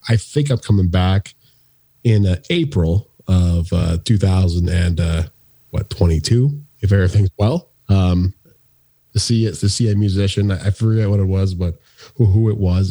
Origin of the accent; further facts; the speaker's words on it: Woodstock, Ontario, Canada; moved away; at a skate park in in Woodstock, Ontario